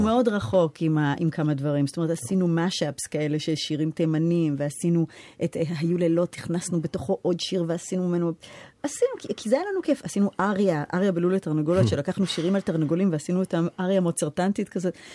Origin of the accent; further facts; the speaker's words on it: New York, United States; accent: American; now in Israel; אני לא גדלתי בארץ, גדלתי בארצות הברית